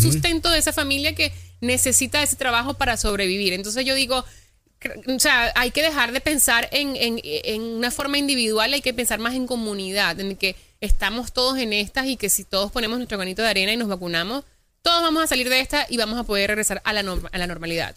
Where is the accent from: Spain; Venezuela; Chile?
Venezuela; now in United States; yo hablo con mi familia todos los días en Venezuela